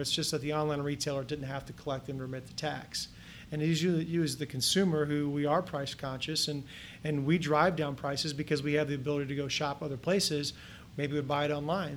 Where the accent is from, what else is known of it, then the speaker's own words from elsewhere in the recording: Kettering, Ohio, United States; now in Columbus, United States; I grew up in Kettering, Ohio, which is just a suburb of Dayton, west of here